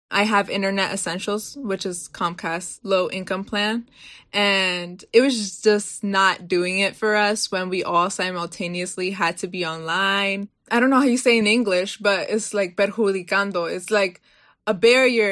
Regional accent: Baltimore, Maryland, United States; Born and raised in Baltimore, my family's from Guatemala

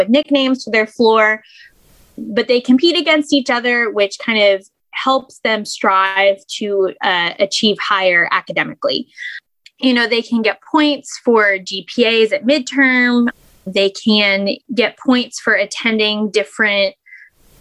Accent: Morgantown, West Virginia, United States; I am from Morgantown. I have lived here my whole life

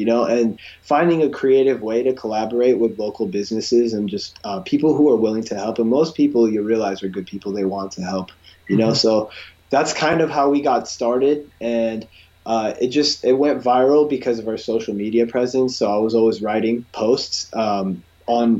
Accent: California, United States; I grew up in California

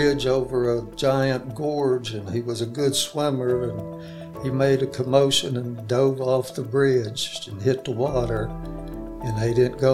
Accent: Edenborn, Pennsylvania, United States; also born or lived in Springville, Alabama; now in Athens, United States; I was born in Springville, Alabama in St. Clair County. And when I was about six, my mother moved to Pennsylvania where she was born. So I grew up in a coal mine in a town called Edenborn, Pennsylvania

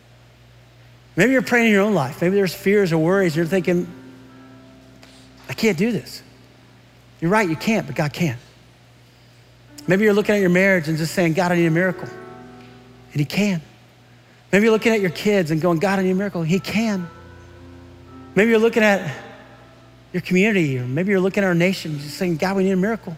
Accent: San Antonio, Texas, United States; moved away; I grew up in San Antonio, Texas, which is about 85 miles from Uvalde

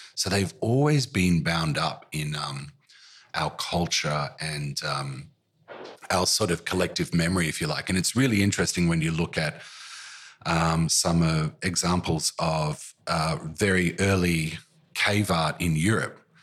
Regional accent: Currumbin, Queensland, Australia; now in Melbourne, Australia; even as a kid growing up in Currumbin

